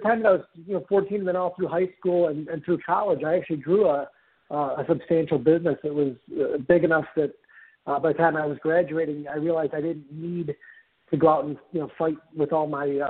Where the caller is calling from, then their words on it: Fort Myers, Florida, United States; I'm actually in Fort Myers, Florida.